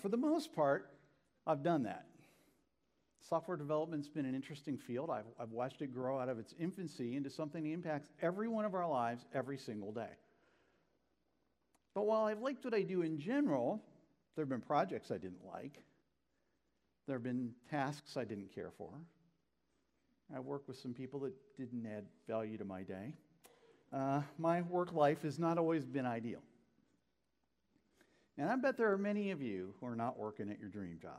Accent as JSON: {"language": "English", "region": "Northeast Ohio", "country": "United States", "tie": "born or raised there"}